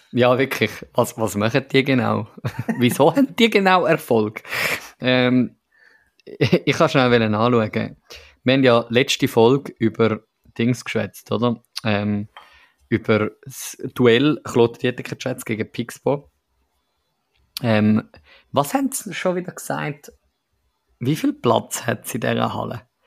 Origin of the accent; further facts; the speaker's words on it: Switzerland; als Schweizer